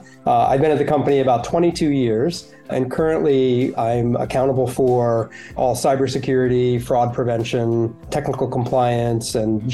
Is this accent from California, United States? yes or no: yes; San Francisco Bay Area, California, United States; I grew up in the San Francisco Bay Area.